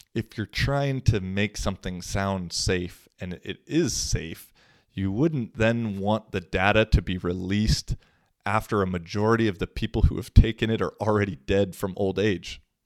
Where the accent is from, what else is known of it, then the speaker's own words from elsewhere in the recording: Washington, United States; moved away as an adult; now in Finland; Washington State, which is my home state